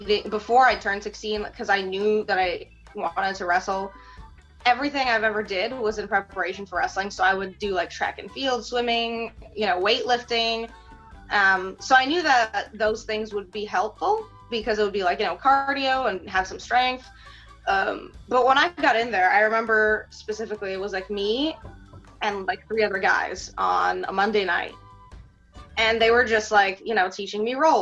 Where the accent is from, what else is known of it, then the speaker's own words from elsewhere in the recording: New York City, New York, United States; English is a second language; also born or lived in Moscow, Russia; growing up in Queens